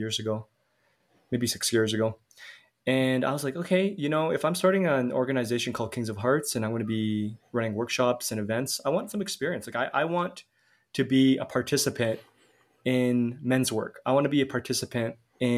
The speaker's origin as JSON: {"language": "English", "town": "Calgary", "region": "Alberta", "country": "Canada", "tie": "born or raised there", "moved": "as an adult", "lives_now": "Mexico", "said": "I'm Canadian, so I'm born in Calgary, but I live in Mexico now."}